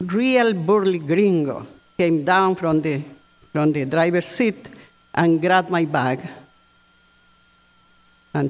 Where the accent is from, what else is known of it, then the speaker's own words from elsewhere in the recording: Colombia; moved away as an adult; now in United States; I was born in Colombia, as many of you know, and wanting to give me the best education, my mother sent me to boarding schools with Catholic nuns